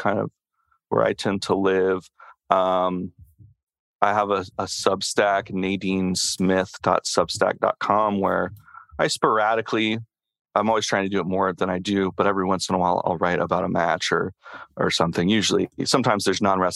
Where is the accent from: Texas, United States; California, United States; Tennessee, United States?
Tennessee, United States; I'm from Tennessee